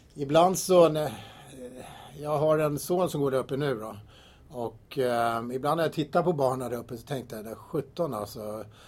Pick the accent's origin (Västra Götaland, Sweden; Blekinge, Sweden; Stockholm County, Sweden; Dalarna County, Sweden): Stockholm County, Sweden; Tyresö; Jag är uppvuxen här i Tyresö och bott här i 53 år i kommunen